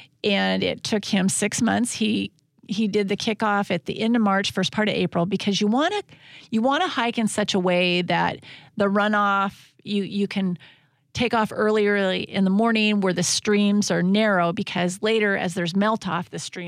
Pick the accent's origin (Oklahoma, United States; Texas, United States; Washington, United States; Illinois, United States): Washington, United States; And we're from Washington State.